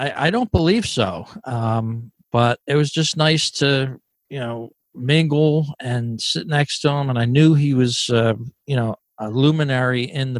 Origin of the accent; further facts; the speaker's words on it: outside of Atlantic City, New Jersey, United States; I remember growing up outside of Atlantic City